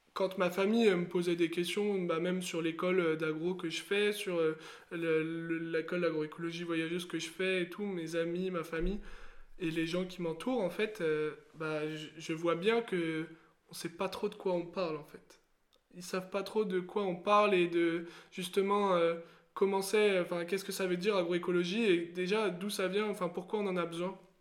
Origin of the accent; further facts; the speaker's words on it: Seine-et-Marne, Île-de-France, France; also born or lived in Haute-Saône; j'ai grandi en Seine-et-Marne, euh, proche euh, de, la, de la banlieue